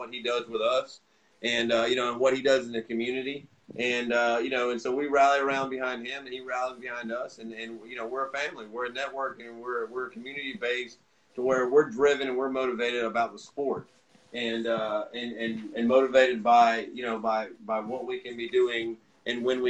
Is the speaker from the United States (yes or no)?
yes; South Alabama, United States; I'm a redneck from South Alabama